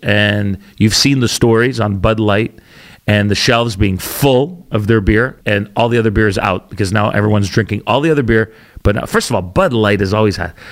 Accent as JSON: {"language": "English", "country": "Canada", "also_born_or_lived": "Calgary, Alberta / Ontario", "said": "We're Canadian, or we're all Canadian."}